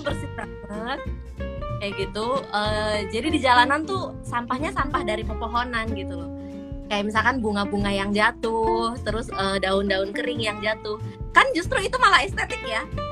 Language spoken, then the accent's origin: Indonesian; Indonesia; moved away as an adult; now in Malaysia; aku juga dari Indonesia